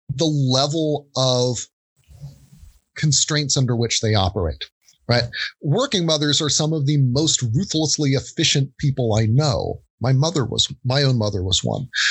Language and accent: English; United States; growing up in the States